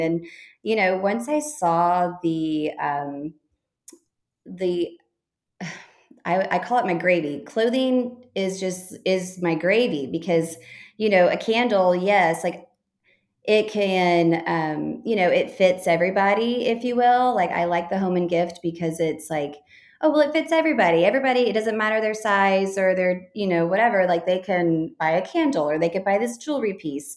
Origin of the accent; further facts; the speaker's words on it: Texas, United States; moved away as an adult; also born or lived in Chicago; now in Fort Worth, United States; I'm from Texas originally